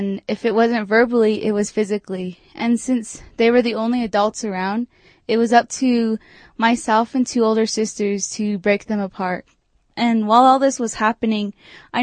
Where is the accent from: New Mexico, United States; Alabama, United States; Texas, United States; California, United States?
New Mexico, United States; Farmington; now in Durango, United States; I'm originally from Farmington, New Mexico